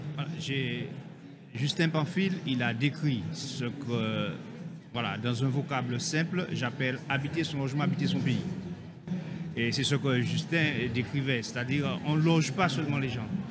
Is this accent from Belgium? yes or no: no; Guadeloupe; chez nous en Guadeloupe